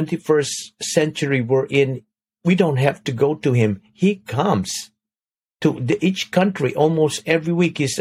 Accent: Philippines; now in United States; I'm from the Philippines

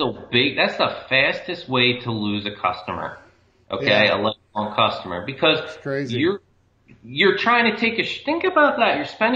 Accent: Maine, United States; I'm just saying the technology, I grew up in Maine.

